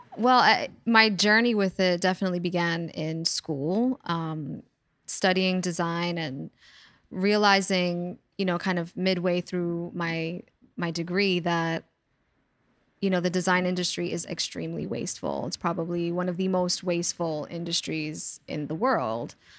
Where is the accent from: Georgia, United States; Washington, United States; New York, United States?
New York, United States; New York City; I'm a native New Yorker, born and raised in the Bronx and still living here.